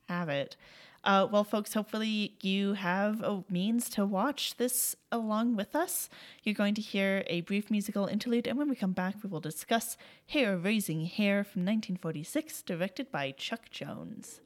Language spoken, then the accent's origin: English; Canada; As a Canadian